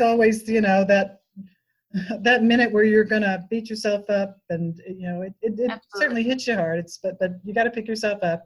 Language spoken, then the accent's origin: English; West Tennessee, United States; now in Nashville, United States; I was born and raised in West Tennessee, so I grew up on a farm out in the country